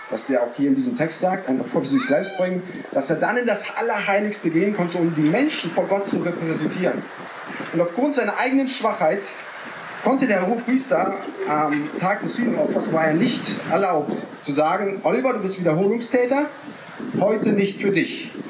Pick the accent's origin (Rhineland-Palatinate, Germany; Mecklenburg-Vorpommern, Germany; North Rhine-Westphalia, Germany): Rhineland-Palatinate, Germany; Neuwied; ich komme aus Neuwied bei Koblenz am Rhein.